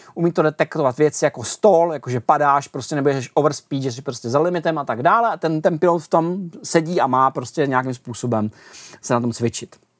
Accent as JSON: {"language": "Czech", "country": "Czechia"}